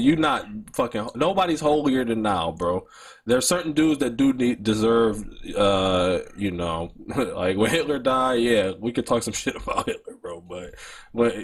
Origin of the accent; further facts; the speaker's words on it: Detroit, Michigan, United States; I'm from Detroit